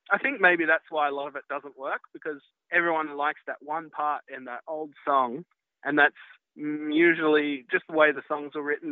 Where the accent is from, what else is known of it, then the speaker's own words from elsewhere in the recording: Byron Bay, New South Wales, Australia; I grew up in Byron Bay